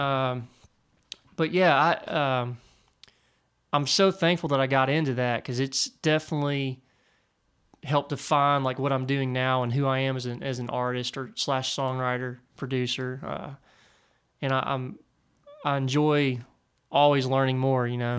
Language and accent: English; near Nashville, Tennessee, United States; I grew up near Nashville